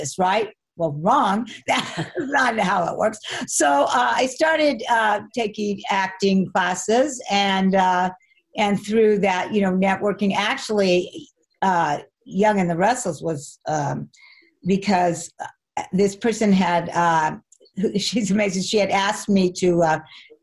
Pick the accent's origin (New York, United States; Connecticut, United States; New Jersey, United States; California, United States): California, United States; Arcadia; also born or lived in Pasadena, California; I grew up in Arcadia